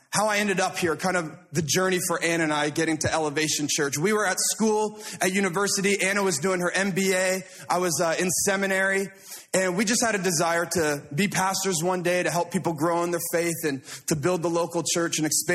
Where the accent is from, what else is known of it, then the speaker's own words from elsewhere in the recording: Toronto, Ontario, Canada; I said, I'm from the Toronto area. We call it the GTA, the Greater Toronto Area.